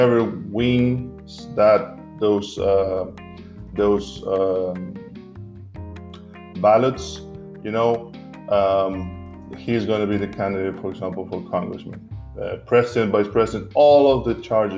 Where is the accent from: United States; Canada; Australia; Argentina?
Argentina; now in Berlin, Germany; my home country, Argentina, even though I'm an Italian citizen as well. I believe my home country is Argentina